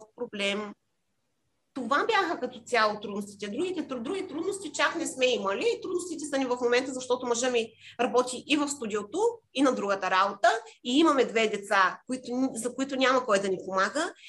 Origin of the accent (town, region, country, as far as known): Bulgaria; moved away as an adult; also born or lived in Cyprus